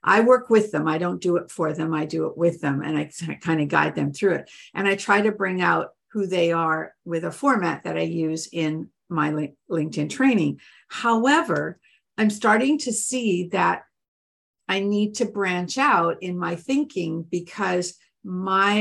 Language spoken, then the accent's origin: English; Canada; I'm Canadian